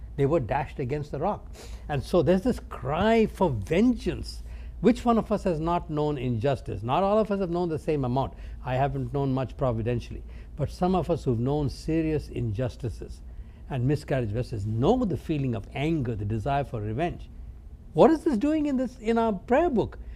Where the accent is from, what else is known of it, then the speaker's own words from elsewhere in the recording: India; I grew up in India, uh, not from a Christ following background